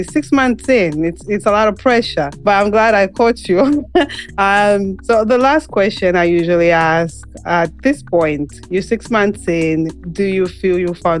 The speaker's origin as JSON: {"language": "English", "country": "Zambia", "moved": "yes", "lives_now": "United States"}